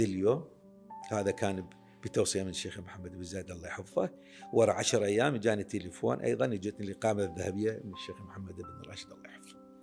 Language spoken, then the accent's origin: Arabic; Baghdad, Baghdad Governorate, Iraq; ولادتي انا بغداد كراده مريم ومنطقه شعبيه بمنطقه فقيره فقيره جدا يعني هذه بيوتها من الطين وسقوفها من العمدان نشأنا بها انولدت بها